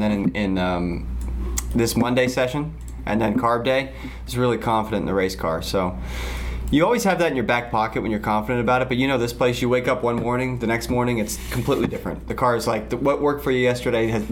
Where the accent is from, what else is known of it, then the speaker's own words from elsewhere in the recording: United States; I was born in the U.S.